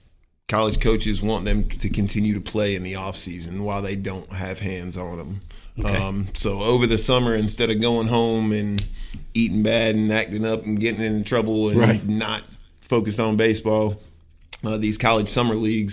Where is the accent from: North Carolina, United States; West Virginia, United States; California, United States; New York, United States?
North Carolina, United States; Sanford; I was born and raised in Sanford, North Carolina.